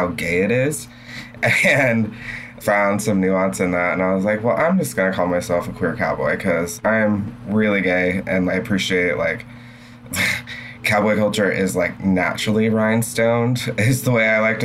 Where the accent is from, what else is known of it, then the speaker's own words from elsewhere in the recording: a farm town near Seattle, Washington, United States; now in Seattle, United States; I am from Seattle, not from the city itself, but from a little farm town known for soccer